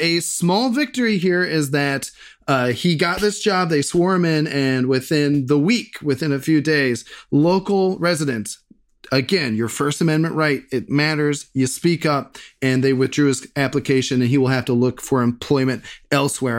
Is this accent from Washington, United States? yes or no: no; Bexley, Ohio, United States; my hometown of Bexley.